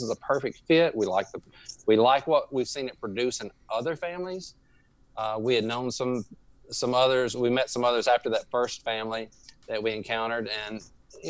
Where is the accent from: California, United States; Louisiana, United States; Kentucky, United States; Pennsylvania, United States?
Louisiana, United States; accent: drawl; we are from Louisiana. We're native Louisianians